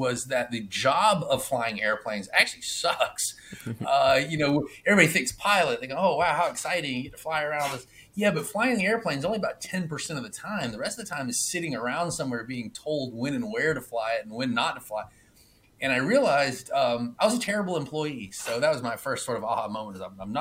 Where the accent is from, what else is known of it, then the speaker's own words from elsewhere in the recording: Atlanta, Georgia, United States; moved away as an adult; now in Clearwater, United States; I am from Atlanta. My offices are in Atlanta. Recently, I've moved down to Clearwater, Florida. So I actually live in Florida at the moment